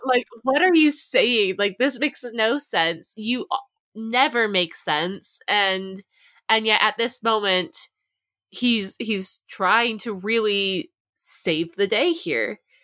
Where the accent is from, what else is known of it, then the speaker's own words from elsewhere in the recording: East Coast, United States; I grew up on the East Coast